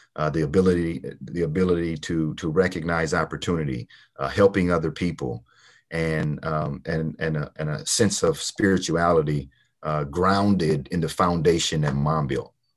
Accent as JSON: {"language": "English", "town": "Port Arthur", "region": "Texas", "country": "United States", "tie": "born or raised there", "said": "I grew up in Port Arthur, Texas"}